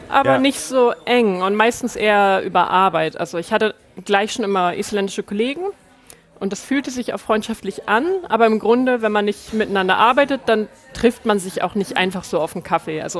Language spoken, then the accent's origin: German; Hamburg, Germany; teuer, aber ich komme halt aus Hamburg.